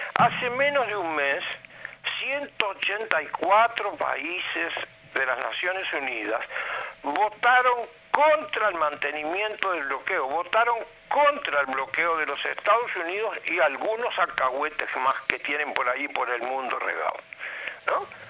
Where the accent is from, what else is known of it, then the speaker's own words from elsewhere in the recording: Uruguay; nosotros como uruguayos